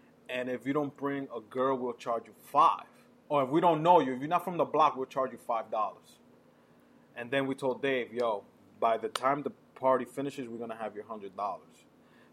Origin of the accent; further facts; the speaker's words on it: New York City, New York, United States; if we grew up in the Heights